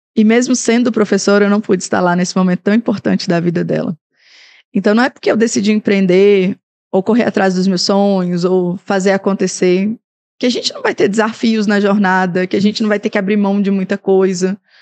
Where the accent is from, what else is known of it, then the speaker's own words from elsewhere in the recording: Brazil; moved away; Tinga, de onde eu vim